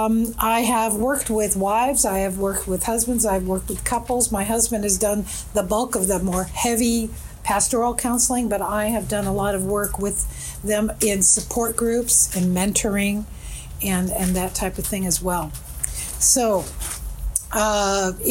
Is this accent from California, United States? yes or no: yes; California, United States; also born or lived in Toronto, Canada; grew up in California. I've been there since I was 4 years old